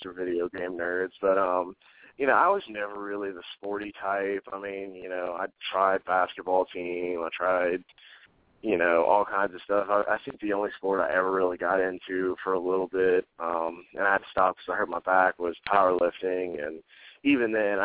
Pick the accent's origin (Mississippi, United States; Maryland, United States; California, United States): Mississippi, United States; Gulfport; also born or lived in Ocean Springs, Mississippi / Little Rock, Arkansas; I moved back to Gulfport, and uh, I've pretty much been here my whole life.